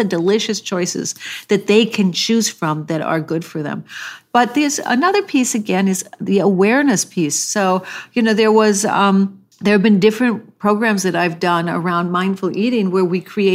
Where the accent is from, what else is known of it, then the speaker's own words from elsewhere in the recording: the Midwest of America, United States; I was raised in the Midwest of America